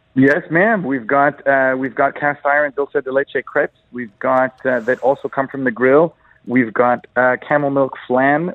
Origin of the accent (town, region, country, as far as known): Egypt